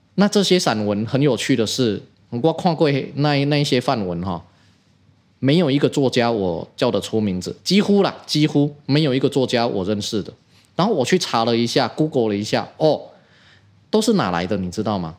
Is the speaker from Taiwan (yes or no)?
yes; Taiwan; 我们台湾人